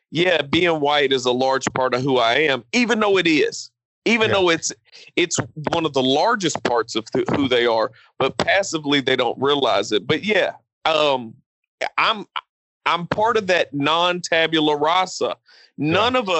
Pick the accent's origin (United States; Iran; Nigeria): Nigeria; Being, being Nigerian, um, I mean there is there is some kind of solidarity and pride that you do see